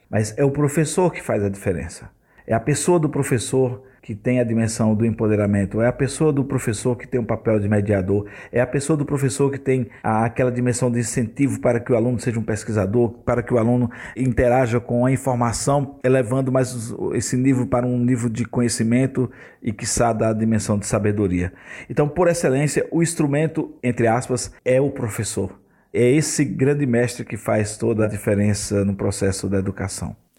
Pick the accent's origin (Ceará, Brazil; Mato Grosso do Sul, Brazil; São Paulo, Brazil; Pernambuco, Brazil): Pernambuco, Brazil; Surubim; now in Rio de Janeiro, Brazil; Eu sou pernambucano da cidade de Surubim.